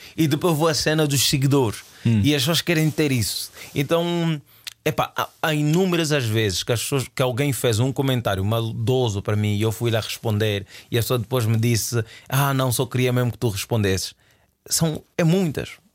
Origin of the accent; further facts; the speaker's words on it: Luanda, Luanda Province, Angola; moved away; also born or lived in Portugal; eu saí do Sambizanga eh, e fui viver para a ilha de Luanda.